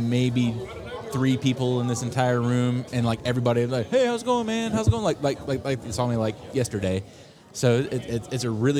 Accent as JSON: {"language": "English", "town": "Point Pleasant", "region": "West Virginia", "country": "United States"}